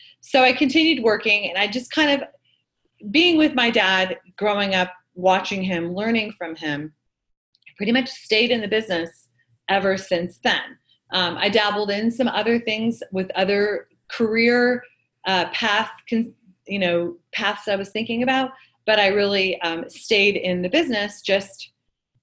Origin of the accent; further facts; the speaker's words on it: Manhattan Beach, California, United States; So I grew up in Manhattan Beach, and my father opened a restaurant